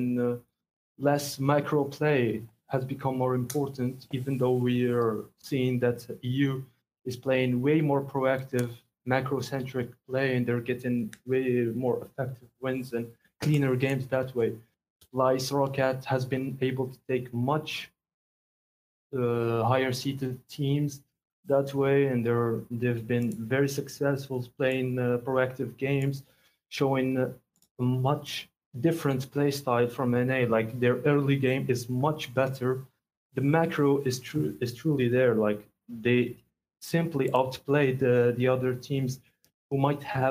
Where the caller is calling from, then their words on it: Algeria; I'm calling from Algeria